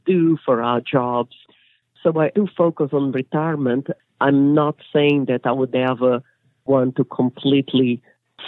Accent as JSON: {"language": "English", "country": "Brazil", "also_born_or_lived": "England", "moved": "as an adult", "lives_now": "United States", "said": "I'm originally from Brazil"}